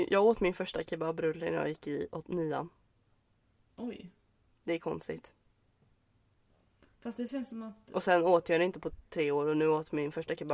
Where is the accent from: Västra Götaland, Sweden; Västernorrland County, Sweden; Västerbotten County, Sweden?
Västra Götaland, Sweden; vi åkte, vi åkte eh, bil ut till Läckö slott vid min hemstad.